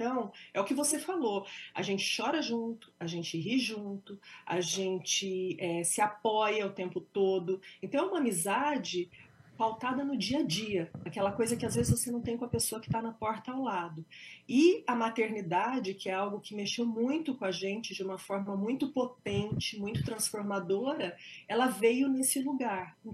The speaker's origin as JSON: {"language": "Portuguese", "region": "interior of São Paulo", "country": "Brazil", "also_born_or_lived": "New York, United States", "moved": "as an adult", "lives_now": "United States", "said": "Eu não sou de Bitinga, mas eu sou de Birá, sou do interior pertinho também, São daqui. Paulo, pertinho."}